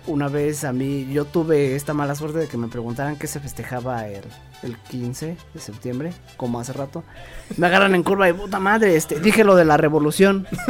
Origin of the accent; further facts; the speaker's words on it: Mexico; estoy orgulloso de ser mexicano